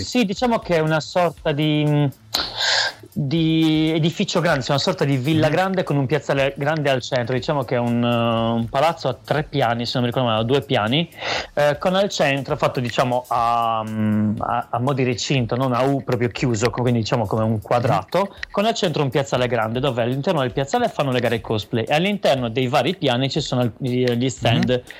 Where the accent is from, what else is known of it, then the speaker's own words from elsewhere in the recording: Sassari, Sardinia, Italy; in Sardegna, cioè, mm, quindi nella mia terra, cioè nella nostra terra, nella nostra città